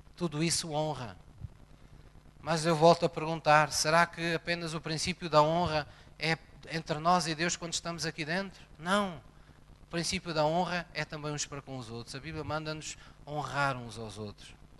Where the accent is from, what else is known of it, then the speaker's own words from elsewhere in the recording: Portugal; quando nascemos em Portugal, recebemos uma nova cidadania